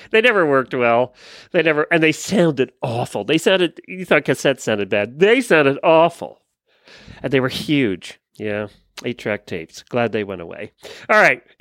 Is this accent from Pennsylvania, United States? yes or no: yes; Pennsylvania, United States; born or raised there; now in Ocala, United States